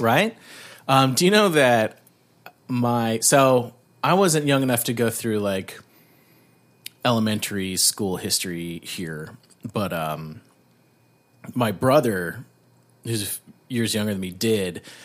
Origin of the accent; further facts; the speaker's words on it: Canada; being Canadian